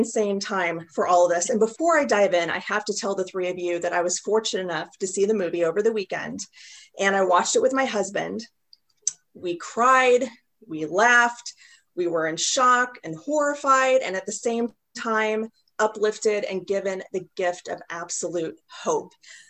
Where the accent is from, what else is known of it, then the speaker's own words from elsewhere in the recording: Kansas City, Missouri, United States; my hometown of Kansas City